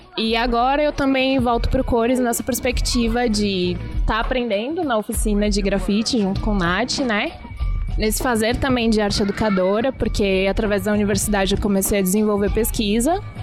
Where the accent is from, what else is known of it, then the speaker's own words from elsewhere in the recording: Embu das Artes, São Paulo, Brazil; moved away; Eu sou nascida em São Paulo, né? Criada em Embu das Artes, na região metropolitana